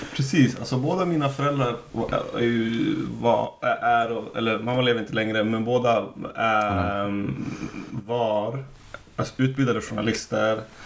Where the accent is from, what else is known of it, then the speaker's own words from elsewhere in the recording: Umeå, Västerbotten County, Sweden; Jag är från Umeå.